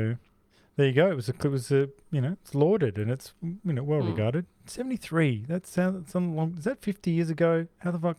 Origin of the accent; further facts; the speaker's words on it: Australia; We're Australian